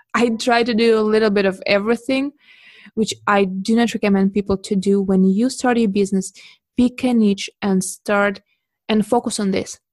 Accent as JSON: {"language": "English", "country": "Russia", "moved": "as an adult", "lives_now": "Beijing, China", "said": "I'm originally from Russia and I moved to China in 2011"}